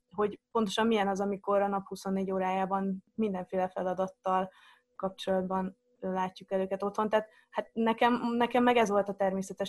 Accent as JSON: {"language": "Hungarian", "region": "Zala", "country": "Hungary", "tie": "born or raised there", "also_born_or_lived": "Netherlands", "moved": "yes", "said": "akkor Zalában laktunk egy picike faluban"}